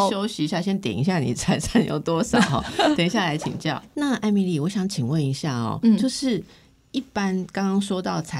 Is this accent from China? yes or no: no; Taiwan; 我其实台湾人我觉得有这个习惯，就是工作跟存钱存。